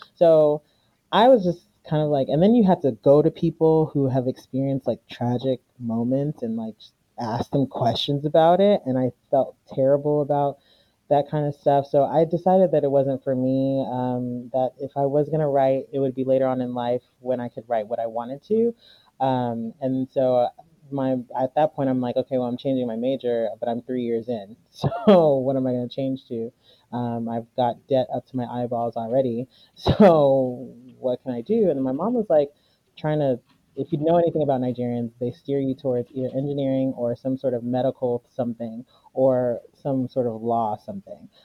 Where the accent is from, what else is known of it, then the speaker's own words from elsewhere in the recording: United States; I was born here and I grew up here, so I'm pretty much American